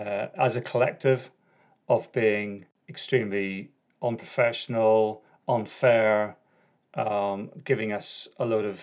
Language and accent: English; Northern Ireland, United Kingdom; accent: Northern Ireland; So that's my Northern Ireland accent.